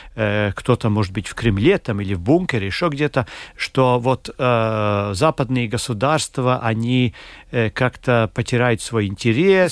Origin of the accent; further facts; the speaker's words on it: Latvia; мы из, там, из Латвии